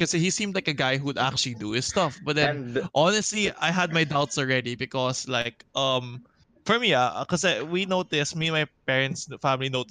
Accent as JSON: {"language": "English", "country": "Philippines", "said": "A lot of us are actually trying to move abroad as well because there's not much opportunities happening for us in the Philippines"}